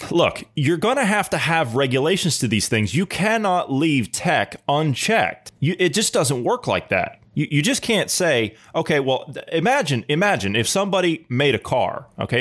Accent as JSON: {"language": "English", "region": "Ohio", "country": "United States", "said": "my home state of Ohio"}